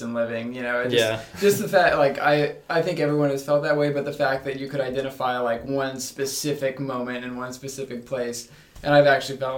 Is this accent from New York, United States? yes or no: no; Indiana, United States; I'm from Indiana